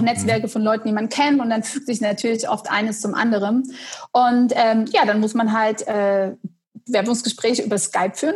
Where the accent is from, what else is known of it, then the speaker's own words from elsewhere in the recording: Dresden, Saxony, Germany; now in Detmold, Germany; ich bin geboren in Dresden